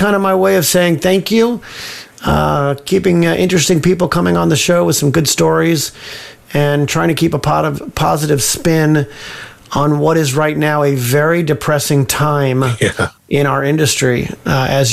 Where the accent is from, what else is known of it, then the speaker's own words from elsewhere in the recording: Livermore, California, United States; also born or lived in Pleasanton, California / Davis, California; I'm a Bay Area boy, born and bred in Livermore, grew up in Livermore and Pleasanton, lived in Davis for a while